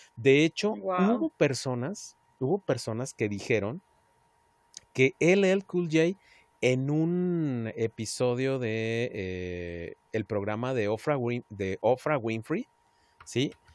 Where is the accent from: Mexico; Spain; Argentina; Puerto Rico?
Mexico; Y somos más, más mexicanos que el chile jalapeño